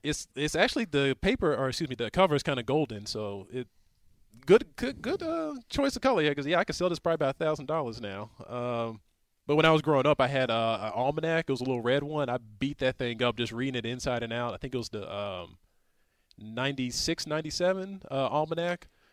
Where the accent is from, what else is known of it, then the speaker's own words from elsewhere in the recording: Houston, Texas, United States; I'm from Houston